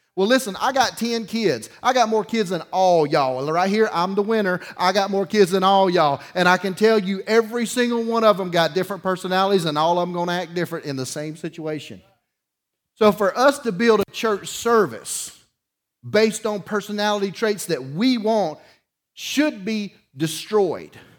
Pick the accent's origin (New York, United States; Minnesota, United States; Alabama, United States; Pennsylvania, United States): Alabama, United States; Dauphin Island; I grew up on Dolphin Island